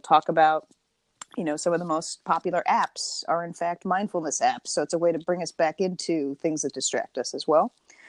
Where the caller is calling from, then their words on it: St. Petersburg, Florida, United States; I am phoning in from St. Petersburg, Florida